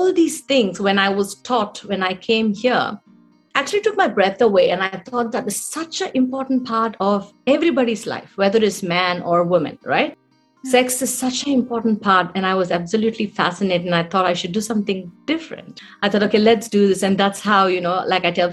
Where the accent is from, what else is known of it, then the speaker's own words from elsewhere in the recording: India; moved away as an adult; as a youngster growing up in India